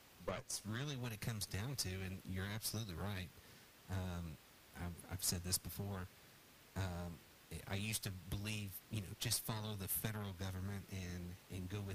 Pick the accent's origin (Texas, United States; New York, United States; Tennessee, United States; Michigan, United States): Texas, United States; Houston; also born or lived in Bell County, Texas; now in Belton, United States; I grew up in Houston, in Harris County, and so, and I moved to Bell County in Belton Temple area